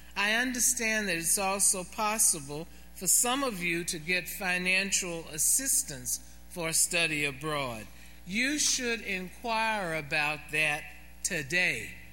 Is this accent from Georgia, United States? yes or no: yes; Atlanta, Georgia, United States; my hometown in Atlanta